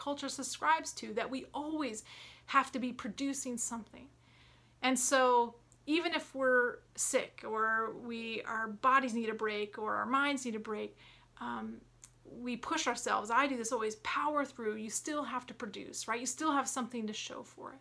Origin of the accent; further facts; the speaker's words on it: Atlanta, Georgia, United States; moved away; also born or lived in Williamsburg, Virginia; growing up in Atlanta